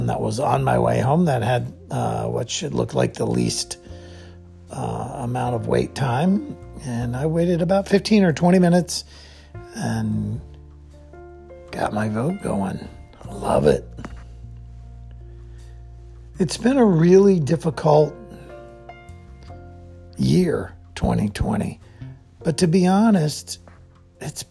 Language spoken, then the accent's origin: English; Plains, Georgia, United States; I grew up in Plains, Georgia, the home of Jimmy Carter